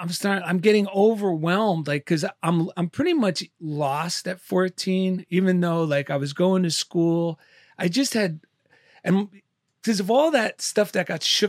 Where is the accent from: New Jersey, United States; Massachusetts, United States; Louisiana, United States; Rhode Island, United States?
New Jersey, United States; Clifton; also born or lived in Passaic; I was born in Passaic, New Jersey.